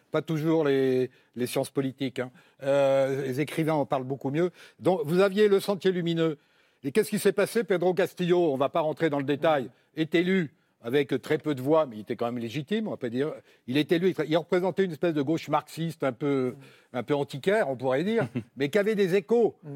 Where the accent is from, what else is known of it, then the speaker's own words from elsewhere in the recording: France; on est français